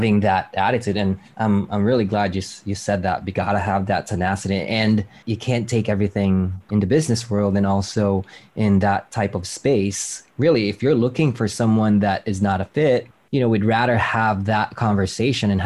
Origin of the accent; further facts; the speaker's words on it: Philippines; growing up in the Philippine Islands, I was like 8 or 9